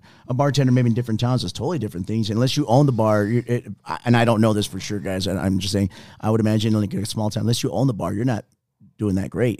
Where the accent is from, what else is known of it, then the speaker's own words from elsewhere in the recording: Texas, United States; moved away; I'm originally from Texas. And then when I came here, I went to Valley High School, that was because my parents lived in the Green Valley area